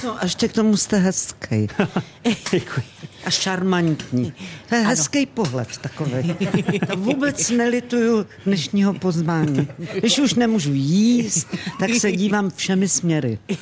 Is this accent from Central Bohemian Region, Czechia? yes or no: yes; Rakovník, Central Bohemian Region, Czechia; vyrůstala jsem u babičky, u dědy v Rakovníku